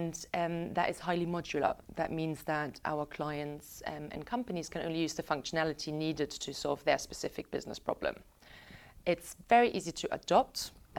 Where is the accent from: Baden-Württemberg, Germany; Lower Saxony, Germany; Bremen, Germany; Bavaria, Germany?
Bavaria, Germany; Munich; now in United Kingdom; you know, I'm originally from Munich in Germany